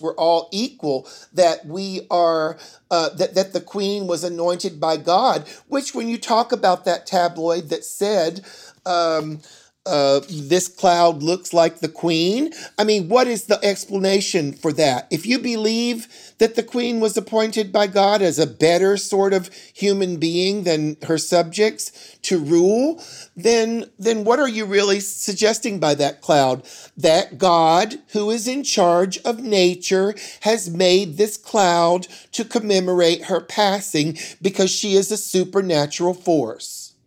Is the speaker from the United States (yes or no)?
yes; the South, United States; growing up in the South